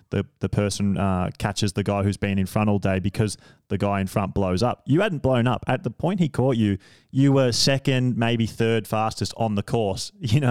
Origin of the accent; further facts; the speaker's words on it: Australia; being an Australian